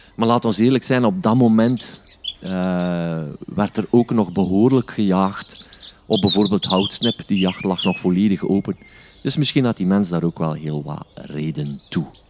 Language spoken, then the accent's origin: Dutch; Stekene, Flanders, Belgium; En dat is mijn geboortedorp